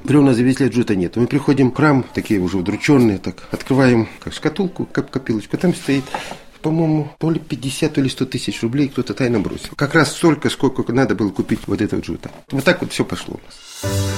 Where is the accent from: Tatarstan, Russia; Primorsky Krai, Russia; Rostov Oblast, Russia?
Rostov Oblast, Russia; Salsk; born or raised there; moved away as an adult; also born or lived in Severomorsk